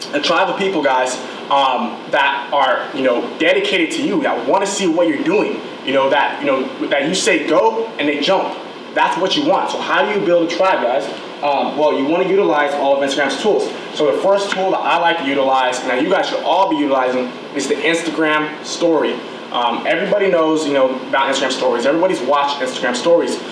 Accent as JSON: {"language": "English", "town": "Irvine", "region": "California", "country": "United States", "said": "I'm from Irvine"}